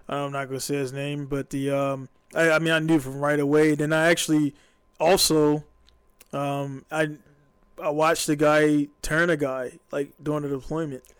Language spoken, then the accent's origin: English; Baltimore, Maryland, United States; I'm from Baltimore.